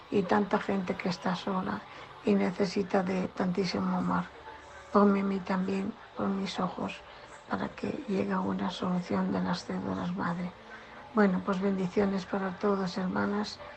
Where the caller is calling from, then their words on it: Asturias, Spain; de Asturias y os mando este mensaje para que pongas a mi marido en relación